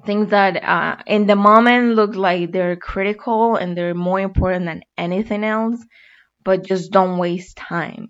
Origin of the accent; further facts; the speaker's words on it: Colombia; moved away as an adult; now in United States; I was born and raised in Colombia. And 3 years ago, I made a decision to come to the United States